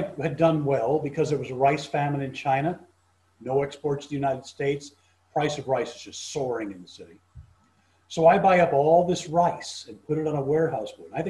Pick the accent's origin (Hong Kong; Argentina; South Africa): South Africa; Cape Town, Western Cape; also born or lived in London, United Kingdom; So when I was about 2 years old, my family became some of the very earliest Jewish settlers of South Africa in Cape Town. And so that's where I was raised.